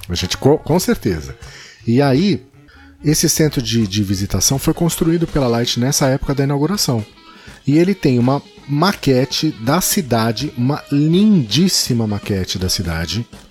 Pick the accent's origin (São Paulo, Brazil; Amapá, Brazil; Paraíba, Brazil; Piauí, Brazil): São Paulo, Brazil; moved away as an adult; now in Rio de Janeiro, Brazil; Eu sou paulista